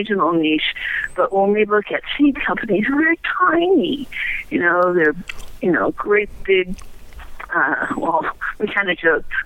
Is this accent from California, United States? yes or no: no; Tampa, Florida, United States; I grew up in Florida in the 60s, and we had what now would be called an edible landscape. Quarter acre, a lot on the edge of Tampa